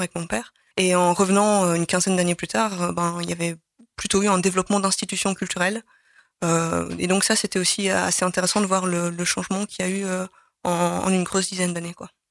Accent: Charleroi, Wallonia, Belgium; moved away as an adult; also born or lived in Brussels; j'ai grandi à Charleroi

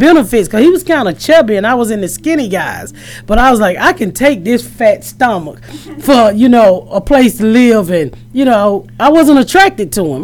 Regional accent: Atlanta, Georgia, United States; now in Indianapolis, United States; I'm originally from Atlanta. I live in Indianapolis now.

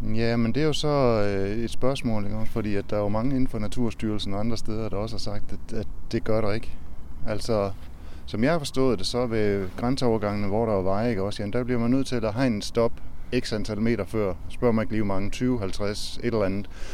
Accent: Aarhus, Central Denmark Region, Denmark; Vi kommer fra Aarhus

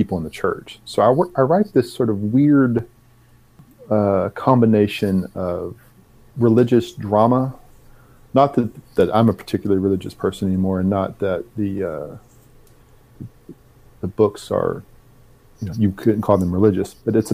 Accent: Arkansas, United States; I'm from the South. I'm from Arkansas and was raised in a pretty religious household.

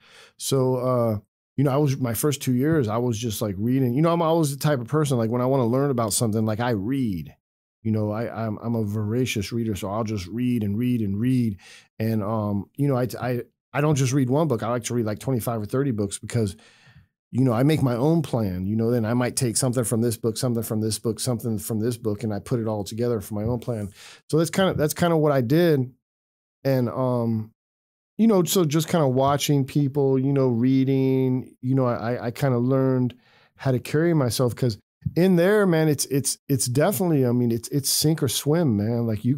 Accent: California, United States; I was born and raised in California. So even though my case was from Virginia, you know, I was like, I'm from California.

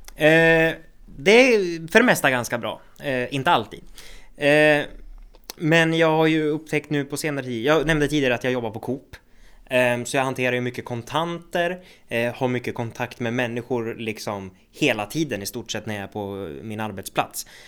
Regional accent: Söderhamn, Gävleborg County, Sweden; also born or lived in Hudiksvall; jag är ju född i Hudiksvall, det är också Hälsingland, men jag har ju växt upp och bott i Söderhamn i hela mitt liv

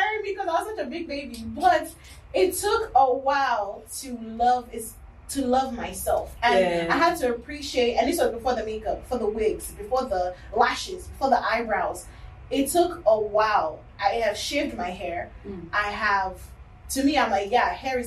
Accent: Nigeria; moved away; Growing up in Nigeria as Yoruba in the family

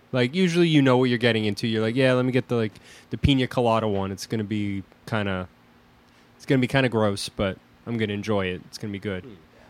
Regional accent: Connecticut, United States; I grew up in Connecticut.

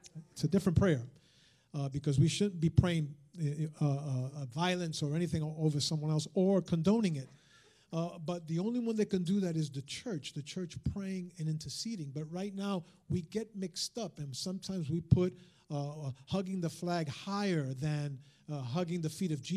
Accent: United States; first language Spanish; English is a second language; I'm also an American Hispanic. I'm born and raised and I'm a citizen. I'm a third generation American

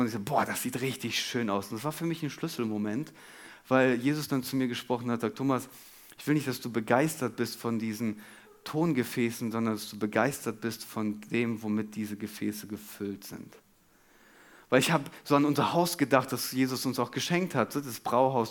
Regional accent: Germany; wir als Deutsche

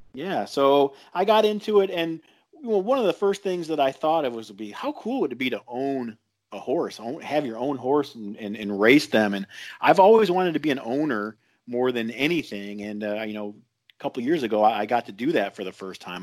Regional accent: Toledo, Ohio, United States; I was born and raised in Toledo, Ohio

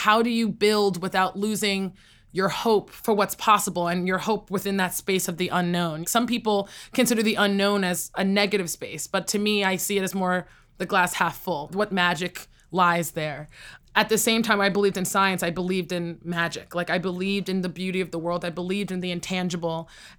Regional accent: United States; I feel wholeheartedly that I am truly a Nigerian-American.

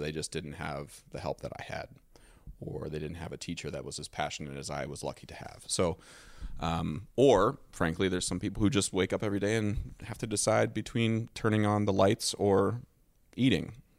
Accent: Dover, Ohio, United States; moved away; I was from Dover, Ohio

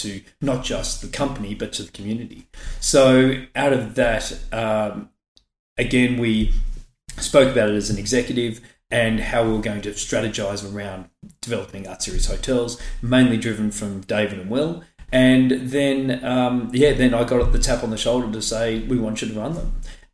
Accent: Brighton, Victoria, Australia; I grew up in Brighton, went to Brighton Grammar, very much that South Road, North Road, Nepean Highway border.

